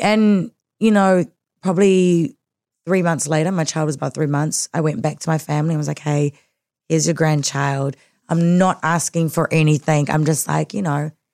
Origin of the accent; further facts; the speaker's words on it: Auckland, New Zealand; born and raised in South Auckland